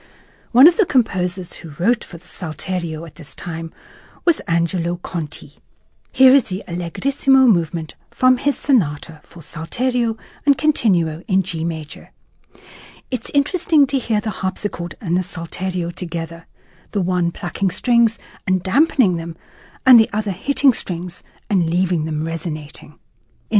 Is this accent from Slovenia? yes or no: no; South Africa; I was from South Africa